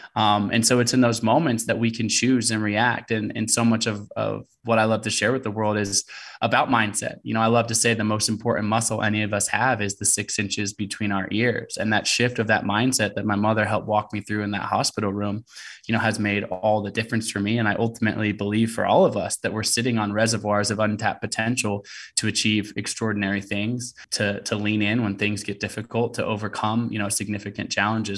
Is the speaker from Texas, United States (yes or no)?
no; Portland, Oregon, United States; also born or lived in Olympia, Washington; I was born in Olympia, Washington. I grew up in Portland, Oregon